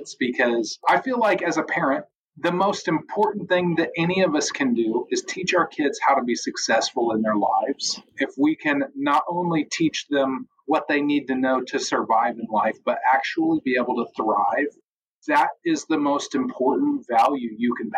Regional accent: United States; also born or lived in Missouri; I'm an American.

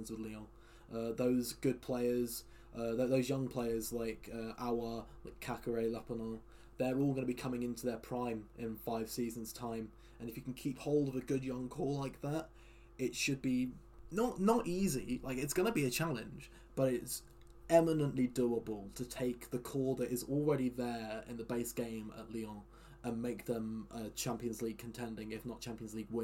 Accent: Taunton, South West England, United Kingdom; I am from Somerset. I'm from near Taunton. I was born in Taunton

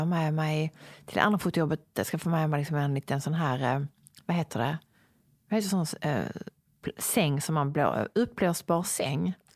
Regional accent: Sweden; also born or lived in Sicily; här hemma i Sverige

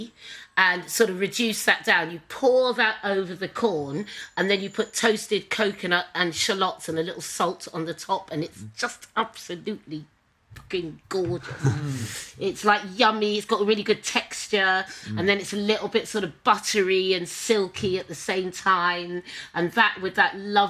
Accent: Suffolk, East of England, United Kingdom; I'm from Suffolk

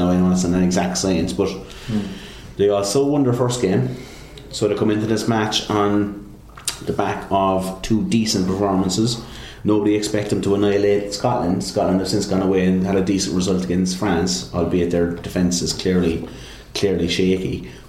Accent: Ireland; would concern me as an Irishman.

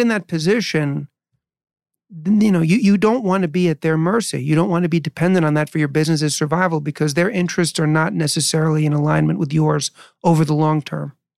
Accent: New York City, New York, United States; I was born in New York and I lived there in 70s and 80s

